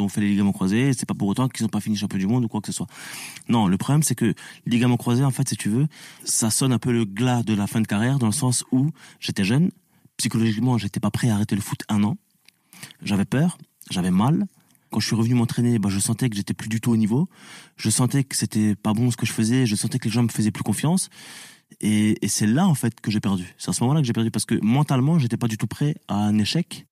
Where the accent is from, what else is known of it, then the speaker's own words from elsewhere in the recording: France; also born or lived in Tunisia (ancestry); je suis français et tunisien